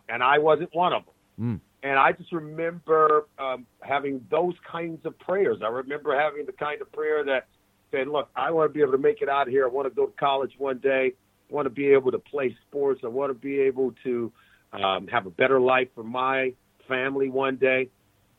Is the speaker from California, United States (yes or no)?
yes; Compton, California, United States; I grew up in Compton, California, in Los Angeles, in a neighborhood